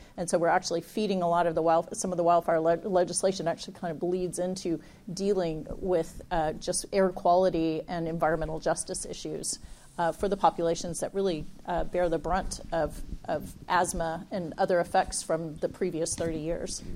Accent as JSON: {"language": "English", "region": "Texas", "country": "United States", "moved": "yes", "lives_now": "California, United States", "said": "We're both from Texas originally"}